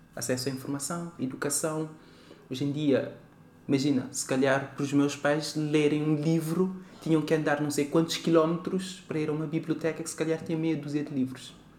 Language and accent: Portuguese; Praia, Cape Verde; now in Portugal; eu nasço em Cabo Verde, na cidade da Praia.